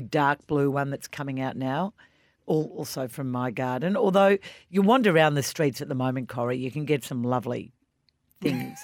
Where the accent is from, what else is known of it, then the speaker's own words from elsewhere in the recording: Australia; as an Australian